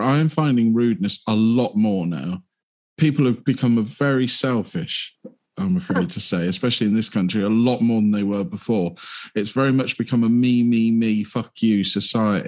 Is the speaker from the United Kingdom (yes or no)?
yes; United Kingdom; we're British